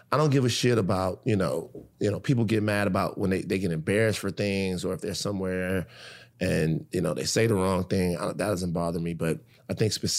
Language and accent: English; Baton Rouge, Louisiana, United States; growing up in Baton Rouge